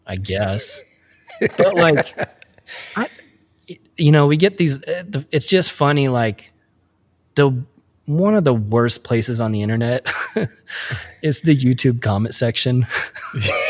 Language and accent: English; Midwest, United States; also born or lived in Portland; us Midwest kids